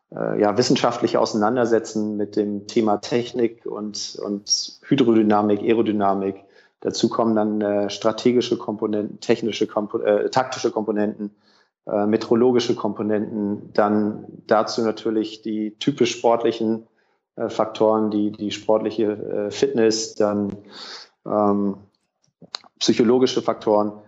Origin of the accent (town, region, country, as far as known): Sauerland, North Rhine-Westphalia, Germany; moved away; also born or lived in Hamburg